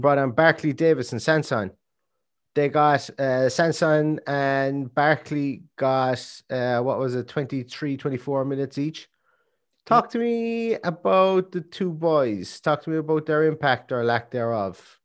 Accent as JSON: {"language": "English", "country": "Ireland", "said": "we're Irish"}